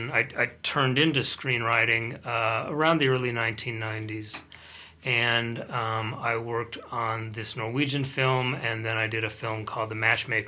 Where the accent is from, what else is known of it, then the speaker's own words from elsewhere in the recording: Colorado, United States; moved away; I grew up there, yes, but I've been on this side of the Atlantic for quite a long time.